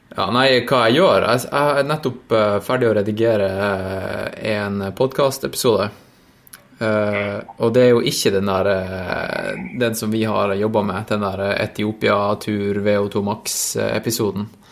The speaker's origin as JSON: {"language": "Norwegian", "town": "Tromsø", "region": "Troms", "country": "Norway", "moved": "yes", "said": "jeg var jo hjemme i Tromsø en tur"}